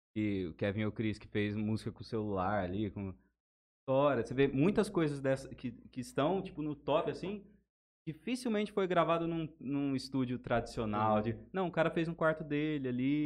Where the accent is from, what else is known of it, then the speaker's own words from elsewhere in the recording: Jales, São Paulo, Brazil; Somos aqui de Jales